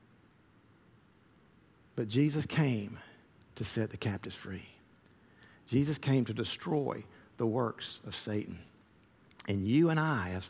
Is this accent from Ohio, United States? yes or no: no; Columbus, Georgia, United States; growing up in the Methodist church that I did in Columbus, Georgia